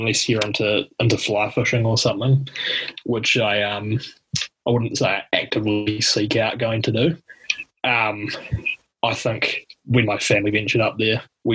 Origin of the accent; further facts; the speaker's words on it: Porirua, Wellington, New Zealand; my hometown, Pororo